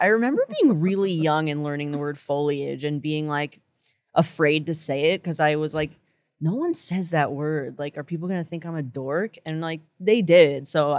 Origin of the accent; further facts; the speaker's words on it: Englewood, New Jersey, United States; also born or lived in Boston; now in New York, United States; I'm from Englewood.